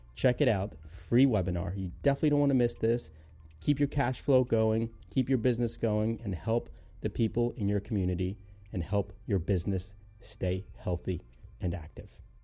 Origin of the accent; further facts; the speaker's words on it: Ellicott City, Maryland, United States; in my hometown and, in Ellicott City, Maryland.